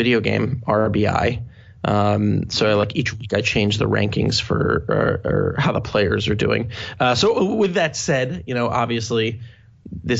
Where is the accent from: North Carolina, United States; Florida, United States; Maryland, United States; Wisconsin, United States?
Maryland, United States; moved away as an adult; now in New York, United States; I was born and raised in Maryland, lived there until I was 18